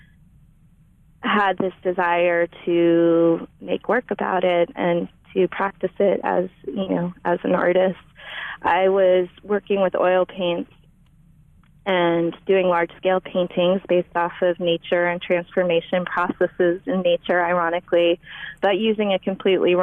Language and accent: English; Big Island of Hawaii, United States; also born or lived in Maine; now in San Francisco Bay Area, United States; we moved to the Big Island of Hawaii when I was 8